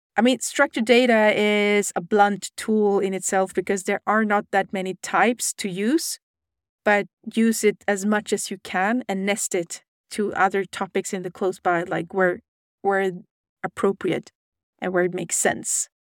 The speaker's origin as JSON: {"language": "English", "country": "Sweden", "said": "I'm from Sweden"}